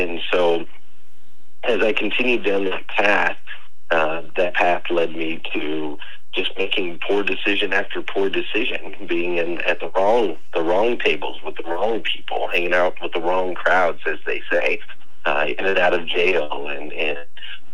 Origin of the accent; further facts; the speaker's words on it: Arizona, United States; moved away as an adult; now in Kentucky, United States; I've been in Kentucky for the last 15 years. But prior to that, I grew up in Arizona